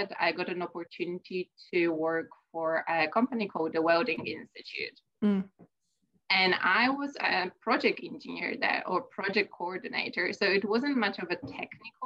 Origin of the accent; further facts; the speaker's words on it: Poland; moved away as an adult; I'm originally from Poland. I started my education there